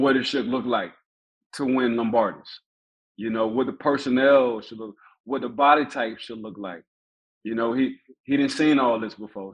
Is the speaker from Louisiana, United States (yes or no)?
yes; New Orleans, Louisiana, United States; growing up how I grew up in New Orleans, um, at a time between 94 and 98, we was like the murder capital of the world